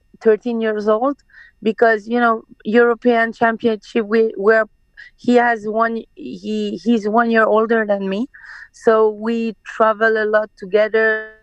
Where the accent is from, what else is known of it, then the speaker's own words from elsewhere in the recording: France; born there; English is a second language; So, but I was born in France. So, yeah, I always speak Farsi with my family, and then when I'm outside, I speak French.